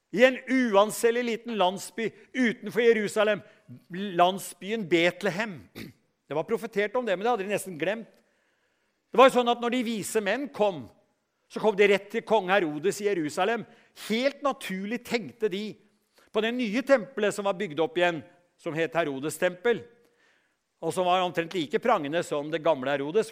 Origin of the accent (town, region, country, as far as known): Norway